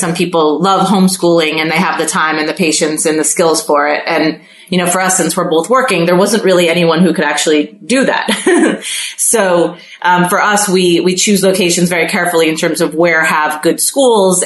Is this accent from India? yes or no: no; Mexico City, Mexico; moved away; I grew up in Mexico City